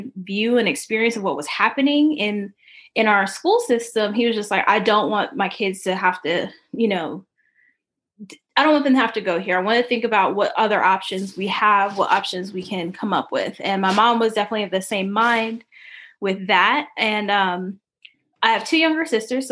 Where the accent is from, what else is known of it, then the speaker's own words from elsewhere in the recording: Paterson, New Jersey, United States; I'm from Paterson, New Jersey